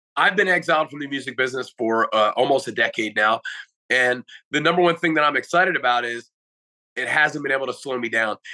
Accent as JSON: {"language": "English", "country": "United States", "said": "as an American"}